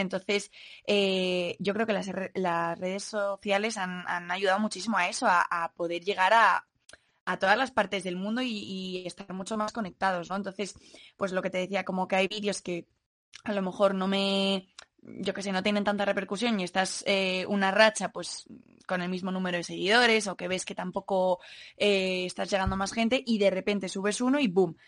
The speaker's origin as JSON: {"language": "Spanish", "town": "Madrid", "region": "Community of Madrid", "country": "Spain", "said": "soy de aquí de Madrid y tengo 21 años"}